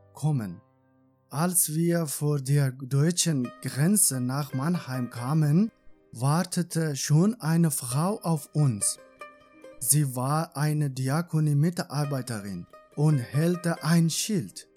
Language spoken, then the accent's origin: German; Iran; born or raised there; German is a second language; moved away as an adult; now in Germany